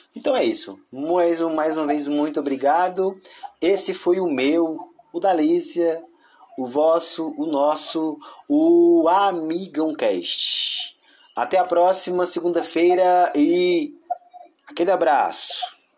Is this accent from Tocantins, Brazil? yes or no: yes; Tocantins, Brazil; sou do Tocantins